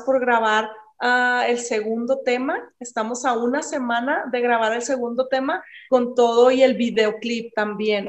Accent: Ciudad Juárez, Chihuahua, Mexico; moved away as an adult; now in El Paso, United States; soy de Ciudad Juárez, ahí nací, ahí crecí hasta que ya me casé y tuve mis hijos, fue que me vine a vivir para El Paso, Texas

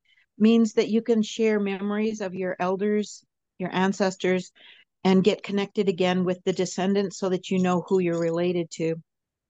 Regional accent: Fairbanks, Alaska, United States; now in Sitka, United States; I grew up in Fairbanks, the interior of Alaska, and I grew up on a homestead

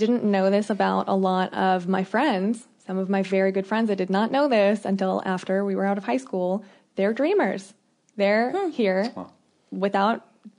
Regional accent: Phoenix, Arizona, United States; this conversation really hits home for me because I grew up in Phoenix, which is highly diverse.

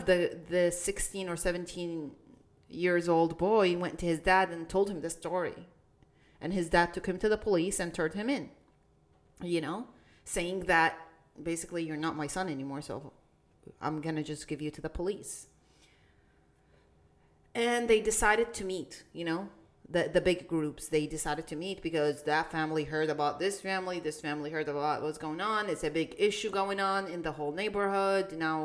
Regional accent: Iraq; I come from Iraq

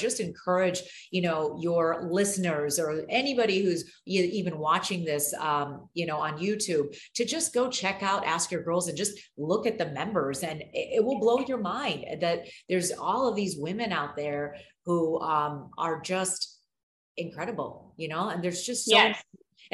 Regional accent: United States; I'm American, very proud to be American

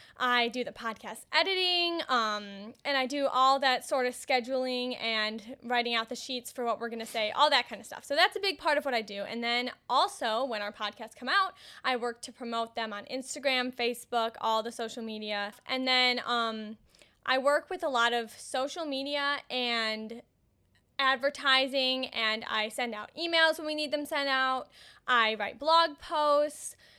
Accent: Woodstock, Illinois, United States; I'm from McHenry County. I'm from Woodstock

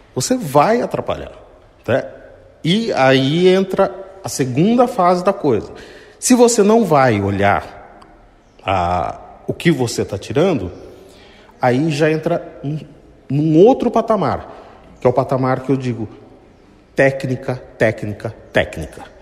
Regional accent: Tatuí, São Paulo, Brazil; Sou aqui mesmo de Tatuí

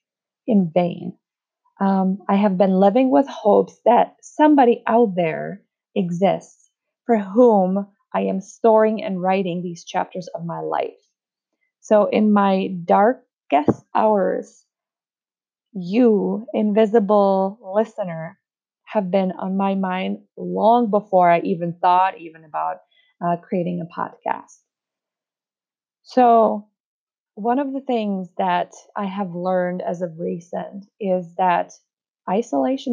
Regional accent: Czechia; accent: Czech; first language Czech; English is a second language; English is my second language. My first language is Czech

